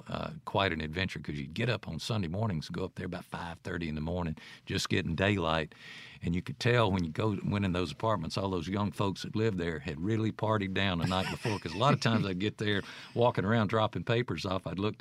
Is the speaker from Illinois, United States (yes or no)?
no; Jackson, Mississippi, United States; Grew up in the Heights. Lorraine Street. Wonderful place to grow up in Jackson, Mississippi. And went to Davis, which is now Obama Elementary, over on Congress Street.